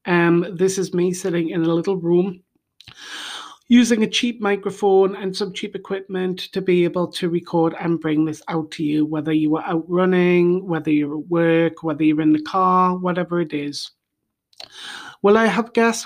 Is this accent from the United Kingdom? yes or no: yes; United Kingdom; now in Bulgaria; I am originally from the United Kingdom, and now I live in Bulgaria